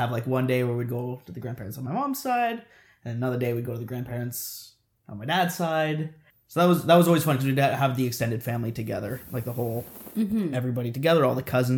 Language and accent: English; Brampton, Ontario, Canada; growing up in Brampton, there's lots of good Indian food